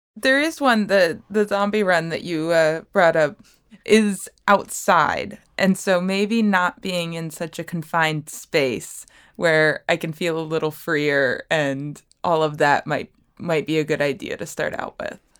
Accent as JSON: {"language": "English", "town": "Bradenton", "region": "Florida", "country": "United States", "said": "I am from Bradenton, Florida"}